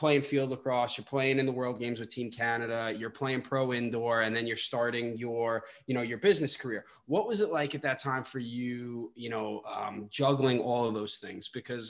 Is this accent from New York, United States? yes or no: yes; Long Island, New York, United States; But I'm originally from Long Island.